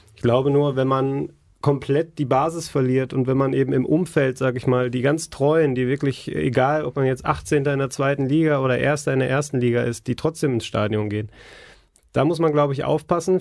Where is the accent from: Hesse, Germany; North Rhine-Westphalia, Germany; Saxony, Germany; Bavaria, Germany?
North Rhine-Westphalia, Germany; Essen; ich bin in Essen aufgewachsen